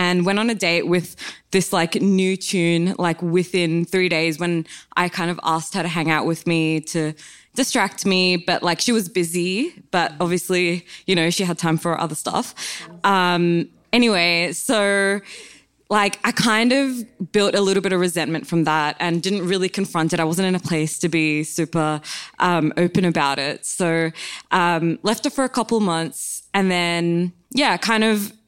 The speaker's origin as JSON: {"language": "English", "town": "Sydney", "region": "New South Wales", "country": "Australia", "said": "We're from Sydney"}